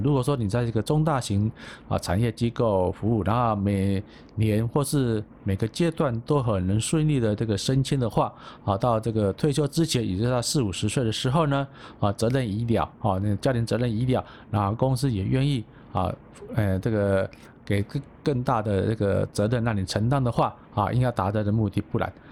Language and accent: Chinese; Taipei, Taiwan; 我是台湾人，但是我是台北囡仔